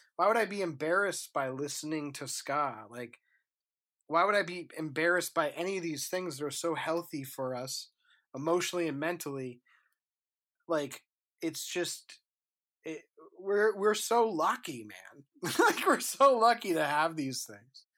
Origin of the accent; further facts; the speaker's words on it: New Hampshire, United States; I live 51 miles north of Boston, right? So I'm from New Hampshire.